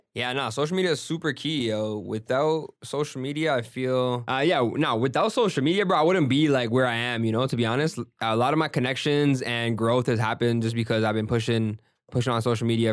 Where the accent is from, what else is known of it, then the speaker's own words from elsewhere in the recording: Brampton, Ontario, Canada; also born or lived in Jacksonville, Florida; growing up in Brampton, like, everybody's brown